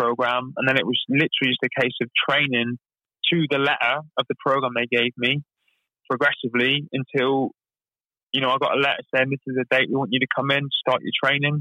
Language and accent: English; Plymouth, South West England, United Kingdom; I was born and raised in Plymouth